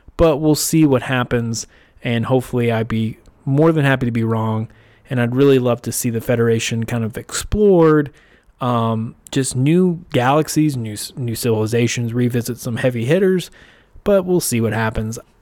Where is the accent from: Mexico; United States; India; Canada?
United States; as an American